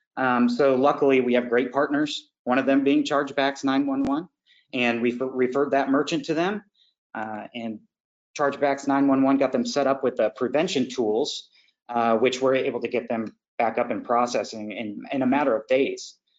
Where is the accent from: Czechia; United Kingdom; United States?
United States; Indiana; now in Florida, United States; I'm from Indiana